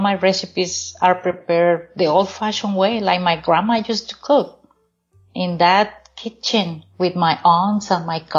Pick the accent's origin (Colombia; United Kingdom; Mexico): Mexico; Tampico, Tamaulipas; moved away; my hometown of Tampico